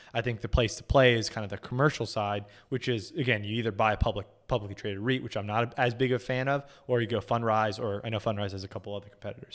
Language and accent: English; California, United States; moved away; I grew up in California